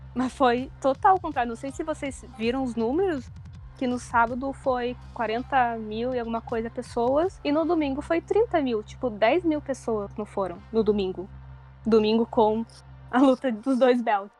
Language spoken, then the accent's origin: Portuguese; Porto Alegre, Rio Grande do Sul, Brazil; moved away as an adult; now in Tokyo, Japan; eu tenho 27 anos, eu sou de Porto Alegre